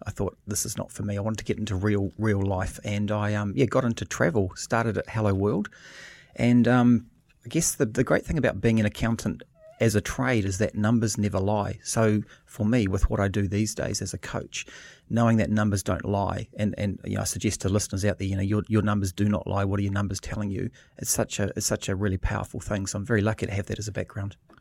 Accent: New Zealand; moved away as an adult; also born or lived in Australia; being a Kiwi moving to Australia, 'cause in New Zealand, you know, I grew up

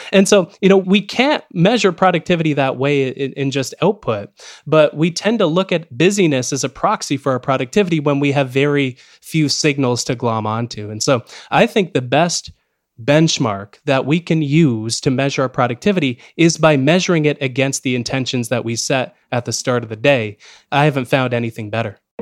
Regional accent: Canada; especially as a Canadian speaking to you from Canada

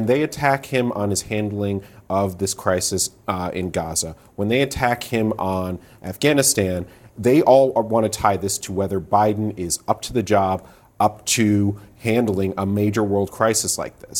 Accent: Michigan, United States; moved away; if that's my home state

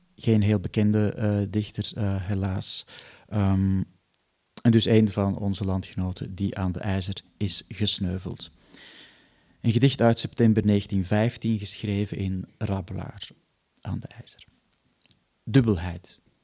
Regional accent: Antwerp, Flanders, Belgium; now in Netherlands; ik woon dan wel in Nederland, maar ik kom natuurlijk gewoon uit Antwerpen

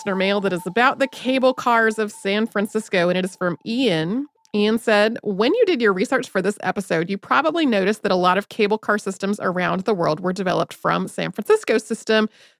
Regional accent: Wellington, New Zealand; My hometown of Wellington, New Zealand, has a cable car.

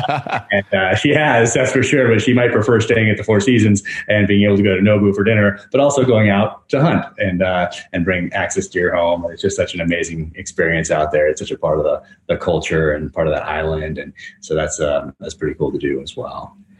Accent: north of San Francisco, Northern California, United States; I grew up in Northern California

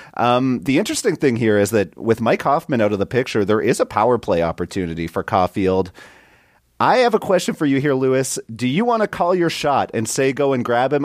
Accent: Canada; I'm from Canada

